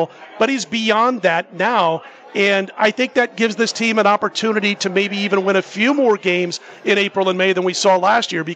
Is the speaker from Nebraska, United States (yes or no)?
yes; Omaha, Nebraska, United States; moved away as an adult; now in Las Vegas, United States; I grew up a Cardinals fan when I grew up in the Midwest